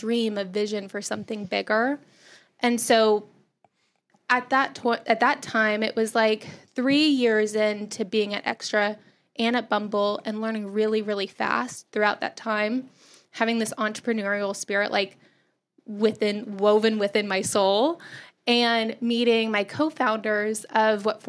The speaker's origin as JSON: {"language": "English", "region": "Texas", "country": "United States", "tie": "born or raised there", "moved": "as an adult", "said": "I grew up in Texas"}